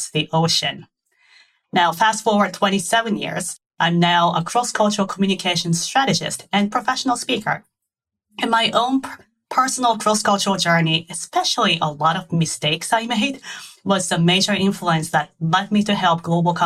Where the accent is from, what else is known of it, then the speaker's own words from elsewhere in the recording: Japan; English is a second language; moved away as an adult; also born or lived in St. Louis / New York; now in United States; I was born and raised in Japan, and I came to the U.S. kind of accidentally.